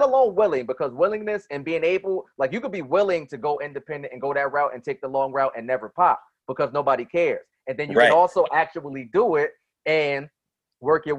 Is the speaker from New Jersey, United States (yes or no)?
yes; Paterson, New Jersey, United States; I'm from Patterson